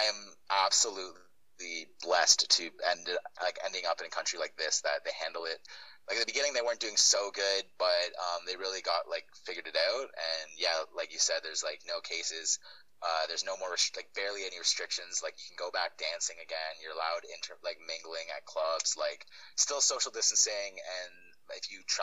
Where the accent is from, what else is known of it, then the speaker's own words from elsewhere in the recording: Burlington, Ontario, Canada; moved away as an adult; also born or lived in Ottawa, Canada; now in Australia; I was born in Burlington, which is just outside of Toronto, but then I went to Ottawa like 7 years ago for school and stayed